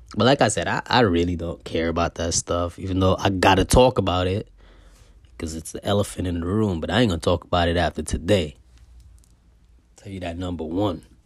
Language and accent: English; Guyana; I was born in Guyana